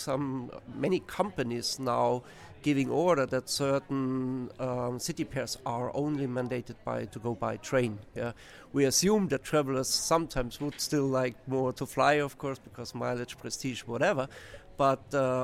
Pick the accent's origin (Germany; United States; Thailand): Germany; my home country, Germany